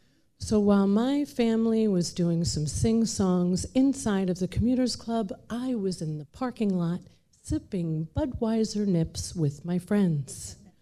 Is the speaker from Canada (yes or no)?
no; Ireland; I'm Irish. We drink. That's what we do.